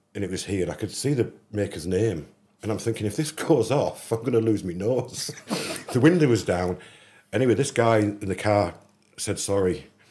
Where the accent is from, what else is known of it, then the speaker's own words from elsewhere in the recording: England, United Kingdom; I'm an English kid